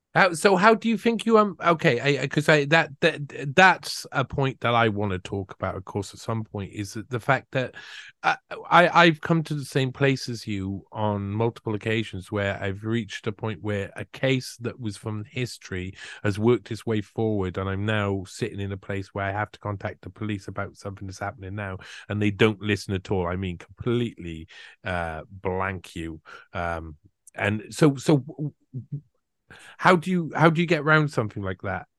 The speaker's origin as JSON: {"language": "English", "country": "United Kingdom", "said": "I'm British"}